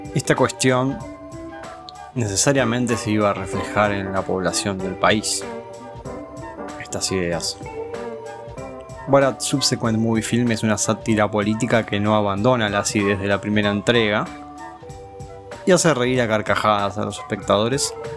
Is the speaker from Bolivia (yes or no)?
no; Argentina; como argentinos